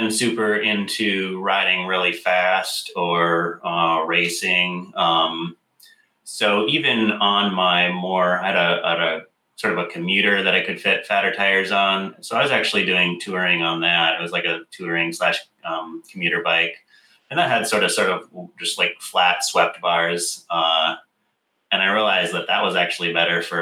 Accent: Michigan, United States; also born or lived in Minnesota; now in Portland, United States; grew up in the center of the country in Michigan

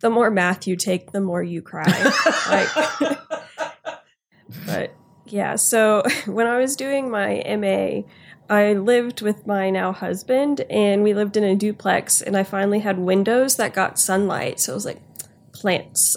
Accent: Houston, Texas, United States; also born or lived in Louisiana; I grew up in Houston, and I lived in Louisiana for a little bit

